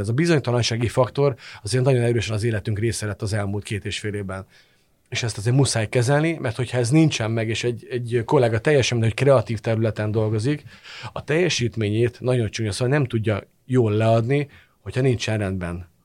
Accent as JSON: {"language": "Hungarian", "country": "Hungary", "said": "magyarként hazai pályán vagyok"}